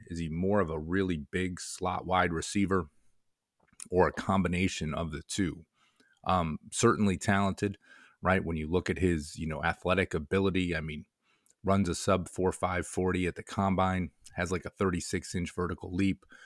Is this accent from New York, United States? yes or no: yes; Rochester, New York, United States; growing up as a Syracuse fan, growing up in the Rochester area